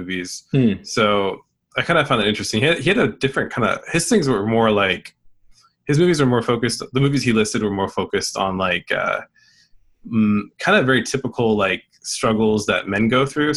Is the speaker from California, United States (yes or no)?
yes; California, United States; I'm from California.